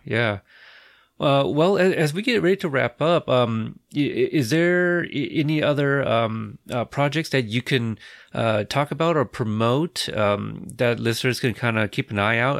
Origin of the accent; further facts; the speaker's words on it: Portland, Oregon, United States; I am from Portland